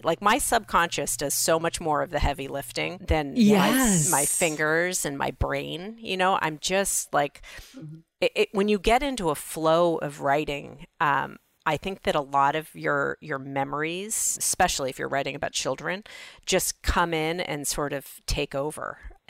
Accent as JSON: {"language": "English", "town": "Los Angeles", "region": "California", "country": "United States", "tie": "born or raised there", "said": "I grew up in Los Angeles."}